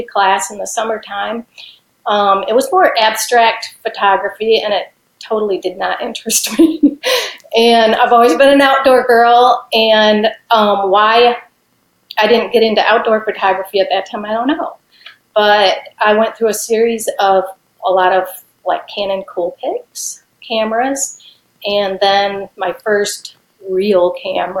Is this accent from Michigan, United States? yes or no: yes; Michigan, United States; moved away as an adult; now in Tennessee, United States; I was born and raised in Michigan, and in 1993, we moved to Tennessee